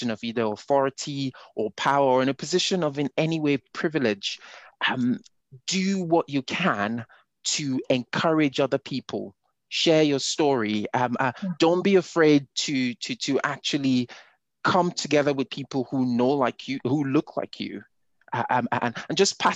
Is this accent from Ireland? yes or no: no; Nigeria; moved away as an adult; I grew up in Nigeria. I did not move to Europe till I was in my 20s. So my identity is Nigerian to the very core